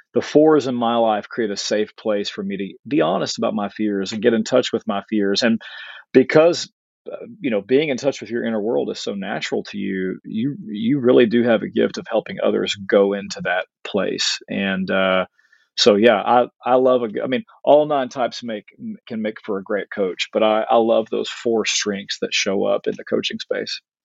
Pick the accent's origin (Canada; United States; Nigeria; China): United States; Arkansas; I'm from Arkansas.